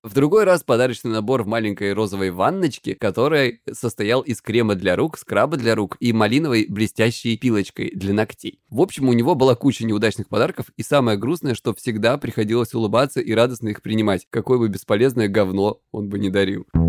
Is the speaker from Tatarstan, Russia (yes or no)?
no; Krasnodar Krai, Russia; я с Кубани